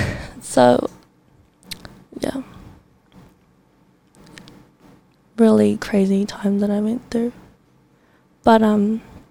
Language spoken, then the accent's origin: English; Auckland, New Zealand; I am from South Auckland